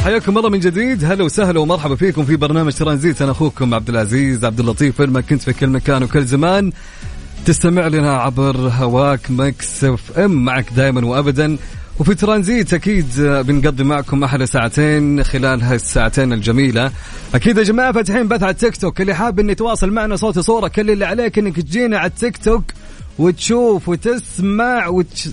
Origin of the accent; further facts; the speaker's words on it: Mecca, Makkah Province, Saudi Arabia; أنا أنا مثلك من مكة